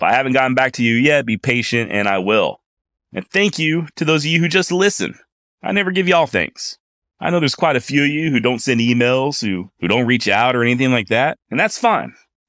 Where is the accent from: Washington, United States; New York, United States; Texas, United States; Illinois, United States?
Texas, United States; As a Texan born and raised, as someone whose direct ancestors fought for the Confederate States of America